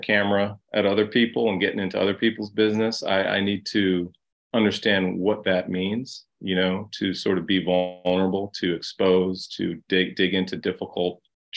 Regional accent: Boston, Massachusetts, United States; also born or lived in Ohio; I was adopted by a black family in Ohio. We moved to Boston

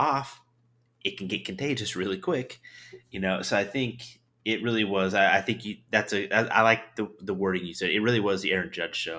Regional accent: the Northwest, Pacific Northwest, United States; moved away; I grew up in the Northwest. grew up watching the Mariners all the time

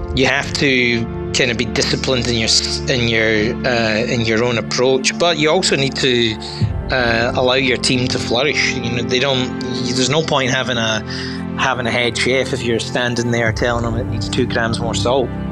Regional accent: Glasgow, Scotland, United Kingdom; moved away as an adult; also born or lived in New York; now in Melbourne, Australia; I'm a Glaswegian I'm born born and bred in Scotland

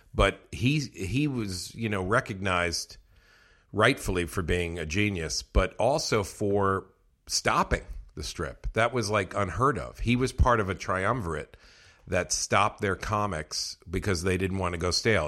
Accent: Westchester, New York, United States; also born or lived in Bronx, New York; I'm from the Bronx, oh, New York, okay. and then but mostly raised in Westchester.

